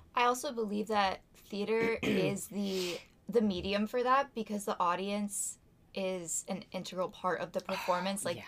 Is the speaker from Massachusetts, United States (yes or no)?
yes; Topsfield, Massachusetts, United States; I'm from Topsfield, Massachusetts, and I graduated from Masco in 2019